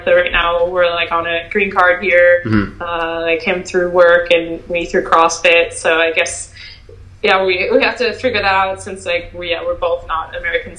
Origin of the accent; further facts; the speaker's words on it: Welland, Ontario, Canada; moved away as an adult; also born or lived in California; Welland, Ontario, Font Hill